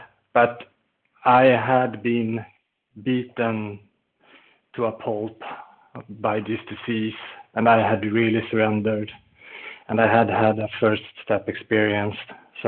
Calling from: Falun, Dalarna County, Sweden; I'm calling in from Falun in Sweden, where it's snowing today.

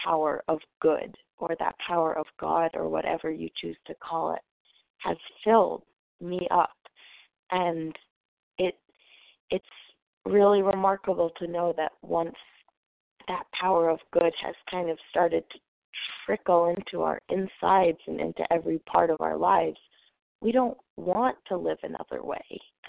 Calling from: New Hampshire, United States; And I am calling currently from New Hampshire, but usually recovered in North Carolina.

